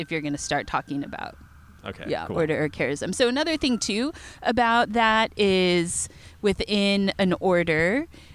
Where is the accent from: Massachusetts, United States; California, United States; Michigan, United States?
California, United States; Folsom; also born or lived in Walnut Creek, California; I grew up in Folsom, and this is in Sacramento where my high school was